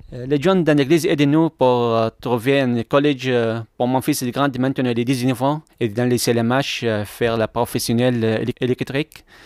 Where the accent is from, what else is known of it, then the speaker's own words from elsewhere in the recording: Mosul, Nineveh, Iraq; French is a second language; moved away as an adult; also born or lived in Kurdistan Region, Iraq; now in Lyon, France; mon pays, Mossoul.